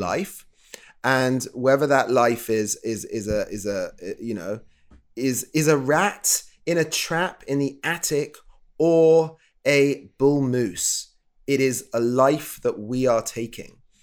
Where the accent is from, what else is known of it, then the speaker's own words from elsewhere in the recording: England, United Kingdom; I'm from the U K, if you can probably tell from my silly voice.